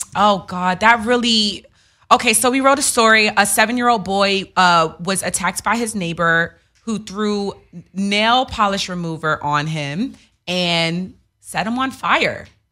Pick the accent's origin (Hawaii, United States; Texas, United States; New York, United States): New York, United States; New York City; I'm from Queens